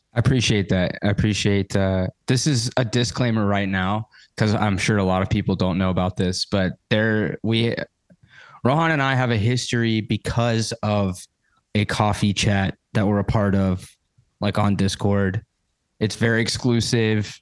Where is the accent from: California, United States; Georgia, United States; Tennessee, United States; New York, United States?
Georgia, United States; accent: twang; I'm from Georgia. So I I get a bit of that twang come through